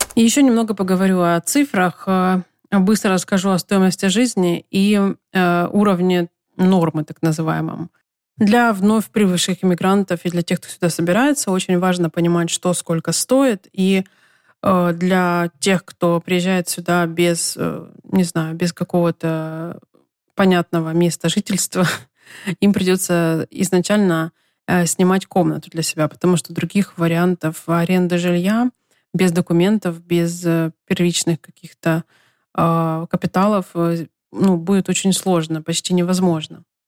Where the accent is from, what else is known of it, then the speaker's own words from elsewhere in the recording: Ukraine; moved away as an adult; also born or lived in Los Angeles, United States; now in United States; Я вернулась в Украину после пяти месяцев жизни в США.